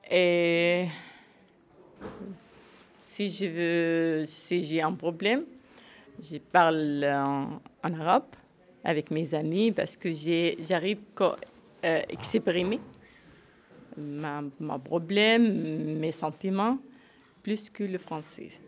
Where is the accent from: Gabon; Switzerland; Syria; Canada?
Syria; French is a second language; now in France; Que j'ai quitté Syrie, ça fait neuf ans. Je n'ai pas rentré à la Syrie.